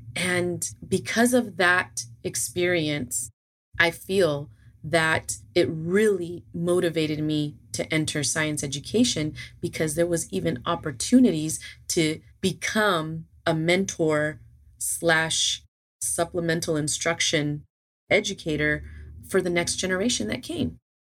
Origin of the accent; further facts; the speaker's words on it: Los Angeles, California, United States; moved away as an adult; now in Georgia, United States; I was originally born and raised in California, LA.